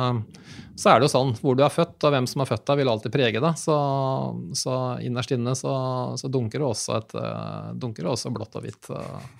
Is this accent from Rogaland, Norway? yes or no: no; Sarpsborg, Østfold, Norway; moved away as an adult; now in Fredrikstad, Norway; født og oppvokst i Sarpsborg.